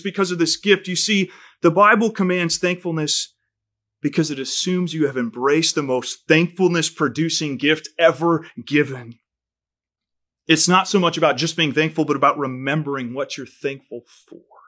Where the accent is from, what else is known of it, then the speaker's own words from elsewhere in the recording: United States; for a kid growing up in America, I'd never skipped a meal in my life